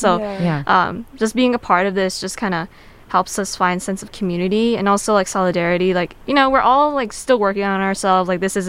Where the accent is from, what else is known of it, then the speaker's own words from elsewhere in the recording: Bay Area, Northern California, United States; moved away as an adult; now in Southern California, United States; Although I'm not an international student, I'm not from SoCal, so I'm from the Bay Area, NorCal.